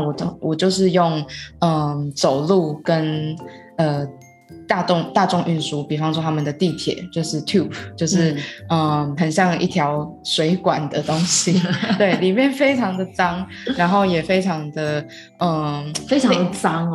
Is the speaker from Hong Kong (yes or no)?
no; Taiwan; moved away as an adult; also born or lived in London; 然后也让他们知道我们的文化，对，就是像是呃台湾人啊